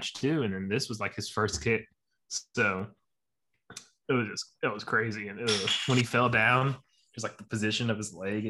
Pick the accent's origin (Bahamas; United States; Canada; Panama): United States; Houston, Texas; from Houston.